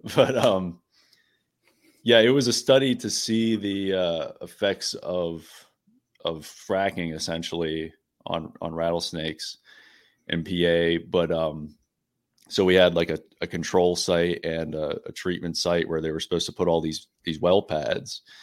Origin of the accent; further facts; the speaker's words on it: Pittsburgh, Pennsylvania, United States; I'm from the Pittsburgh area